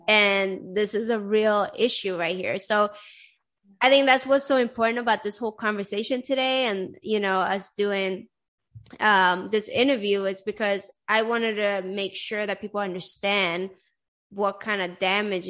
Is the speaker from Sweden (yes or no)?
yes; Sweden; moved away; also born or lived in Iran; I grew up in Sweden and I'm Iranian